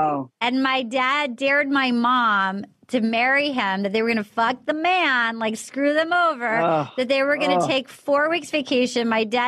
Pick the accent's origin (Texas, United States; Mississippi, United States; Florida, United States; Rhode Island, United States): Rhode Island, United States; Little Compton; moved away; I grew up in Little Compton, Rhode Island.